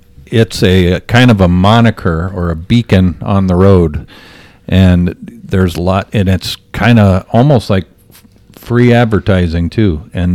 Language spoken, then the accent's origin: English; Greeley, Colorado, United States; And I'm from Greeley, and it was literally a 9-iron from our office.